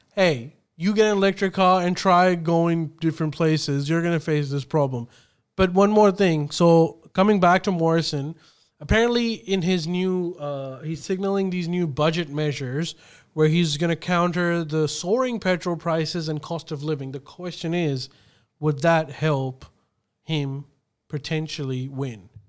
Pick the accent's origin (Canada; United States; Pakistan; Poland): Pakistan; now in Australia; when I was growing up in Pakistan